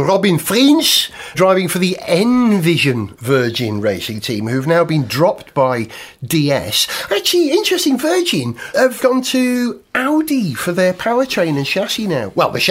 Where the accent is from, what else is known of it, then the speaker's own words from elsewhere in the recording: Tasmania, Australia; Well, you know, I'm from Tasmania originally.